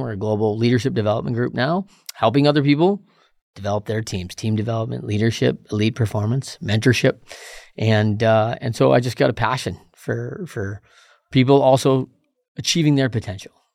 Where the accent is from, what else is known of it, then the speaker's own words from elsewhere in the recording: Battle Creek, Michigan, United States; Michigan kid, uh, grew up in Battle Creek, home of Kellogg's